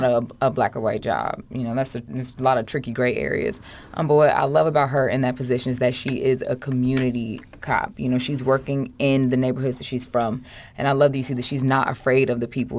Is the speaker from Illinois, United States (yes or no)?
yes; Chicago, Illinois, United States; born or raised there; also born or lived in Hyde Park, Chicago